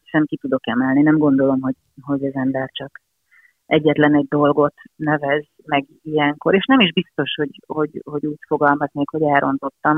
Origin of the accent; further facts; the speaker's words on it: Hungary; also born or lived in Budapest; mi itt élünk Magyarországon